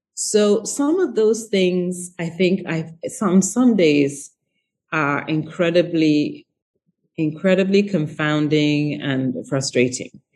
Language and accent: English; England, United Kingdom; moved away as an adult; also born or lived in Ghana / United States; I had left when I was really young and uh, moved to England when I was 7 and then moved to the US when I was 18. Um, and very, I was always very proudly Ghanaian